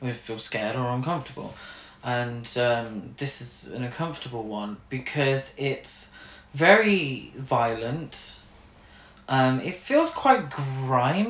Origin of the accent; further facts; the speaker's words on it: United Kingdom; We're from Britain